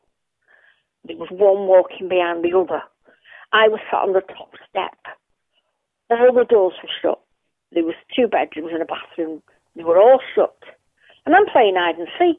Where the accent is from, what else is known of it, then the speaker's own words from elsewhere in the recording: Manchester, North West England, United Kingdom; now in Colwyn Bay, United Kingdom; we moved there from Moston to Newton Heath